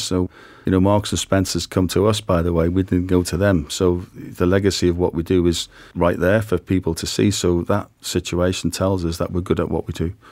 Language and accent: English; Liverpool, North West England, United Kingdom; I was brought up on a council estate in Liverpool in a single parent family